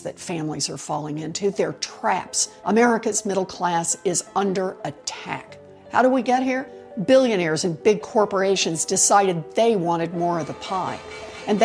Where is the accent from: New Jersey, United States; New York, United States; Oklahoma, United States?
Oklahoma, United States; Growing up in Oklahoma